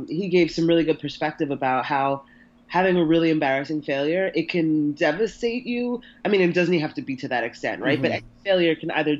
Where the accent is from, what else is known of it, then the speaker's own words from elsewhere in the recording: New York City, New York, United States; my hometown in Harlem